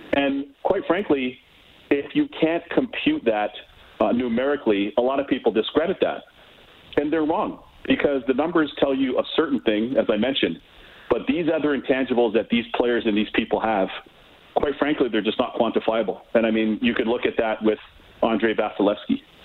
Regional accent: Toronto, Ontario, Canada; I grew up in Toronto.

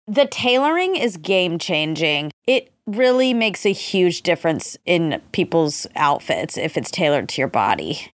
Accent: Georgia, United States; And I'm also from the South. I'm from Georgia.

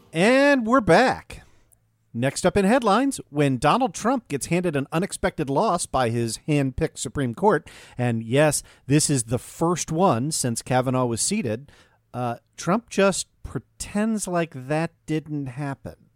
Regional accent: Maryland, United States; my home state of Maryland

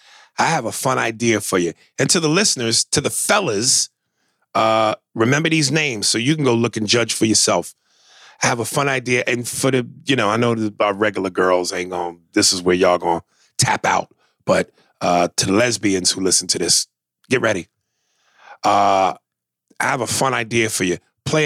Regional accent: Detroit, Michigan, United States; Where do you get a nail spoon? Bitch, I'm from Detroit.

